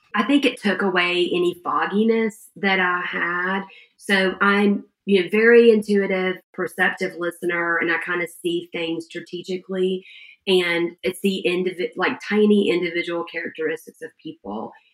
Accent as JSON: {"language": "English", "region": "Georgia", "country": "United States", "said": "we're from Georgia"}